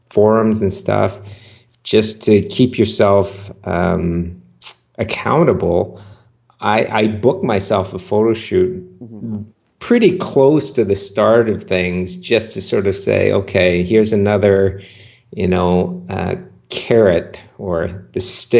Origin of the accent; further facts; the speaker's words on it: Vancouver, British Columbia, Canada; I grew up in Vancouver, Canada.